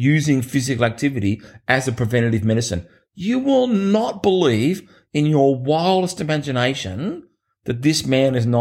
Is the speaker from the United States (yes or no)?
no; Australia; my hometown that I grew up in here in Australia, which only had about 4,000 people